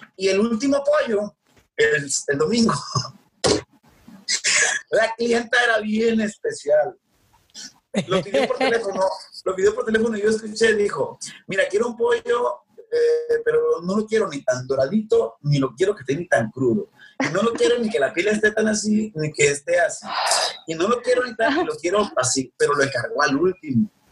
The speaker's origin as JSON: {"language": "Spanish", "region": "Sinaloa", "country": "Mexico", "said": "bichi, como dijimos aquí en Sinaloa"}